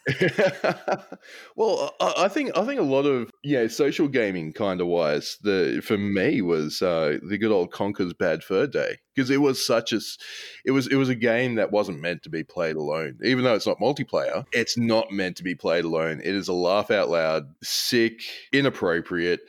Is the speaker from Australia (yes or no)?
yes; Australia; as an Australian